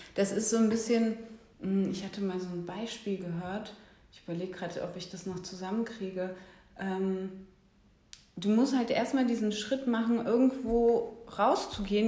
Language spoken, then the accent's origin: German; Bremen, Germany; moved away as an adult; now in Berlin, Germany; ich komme ursprünglich aus Bremen, bin auch dort geboren und bin seit 2009 äh, in Berlin